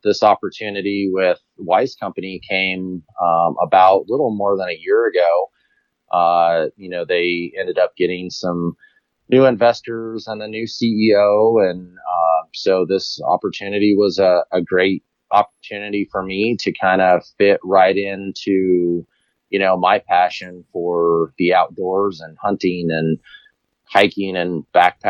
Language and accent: English; Colorado, United States; I grew up here in Colorado